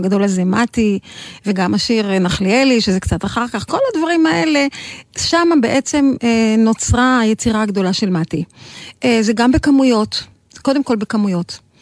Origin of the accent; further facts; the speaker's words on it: Israel; אנחנו ישראלים כולנו